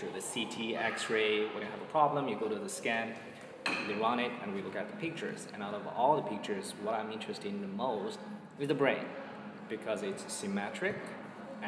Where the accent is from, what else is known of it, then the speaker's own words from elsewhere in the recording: China; moved away as an adult; now in United States; where I came from China